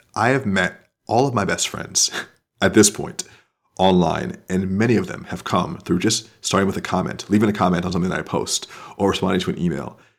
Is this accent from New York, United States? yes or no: no; Florida, United States; moved away; I'm from Florida